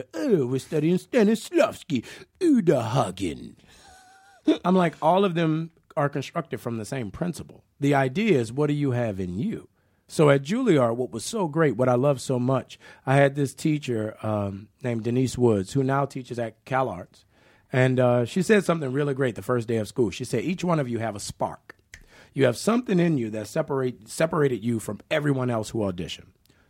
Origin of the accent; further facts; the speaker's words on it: New Orleans, Louisiana, United States; accent: New Orleans; And, you know, I was from New Orleans. I wasn't from the Midwest. I wasn't from California. So my accent was very distinctive, you know.